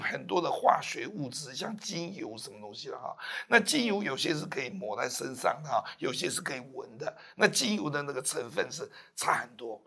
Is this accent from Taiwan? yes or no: yes; Taiwan; 那我们台湾这边政府绝对不可能帮你做。